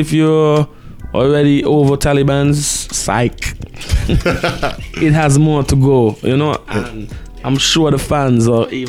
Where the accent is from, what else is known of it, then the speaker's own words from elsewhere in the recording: St. Kitts & Nevis; also born or lived in Jamaica; I was born in Jamaica and like 2 months I was already in St. Kitts, in a St. Kitts household.